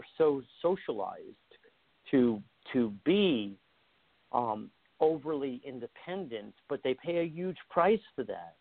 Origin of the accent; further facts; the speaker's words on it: Long Island, New York, United States; I was raised on Long Island. I was raised by the beach